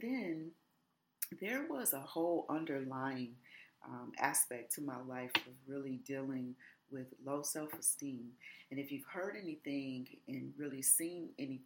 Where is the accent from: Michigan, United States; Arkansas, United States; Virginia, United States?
Michigan, United States; Detroit; also born or lived in Los Angeles; I grew up really from age 8 all the way through adulthood in the city of Detroit